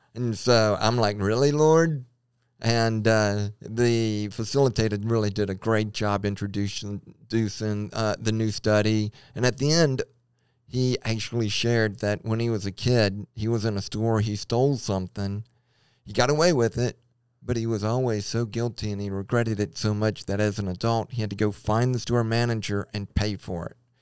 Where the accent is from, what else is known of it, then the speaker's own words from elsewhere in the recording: Baton Rouge, Louisiana, United States; moved away as an adult; also born or lived in Lompoc, California; now in Idaho, United States; I grew up in Baton Rouge and I, uh, went to L S U, but I moved away for a long period of time